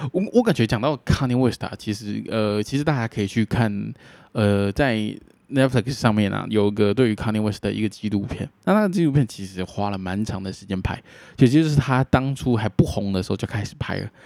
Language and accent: Chinese; Taiwan; 身为台湾人